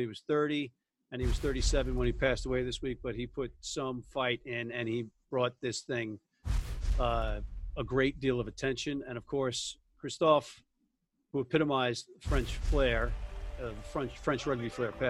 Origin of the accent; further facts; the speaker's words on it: Ireland; I've got this two things about being Irish